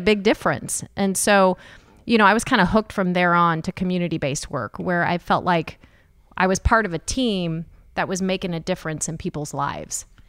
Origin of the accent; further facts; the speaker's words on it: Jefferson City, Missouri, United States; now in Kansas City, United States; I am from Jefferson City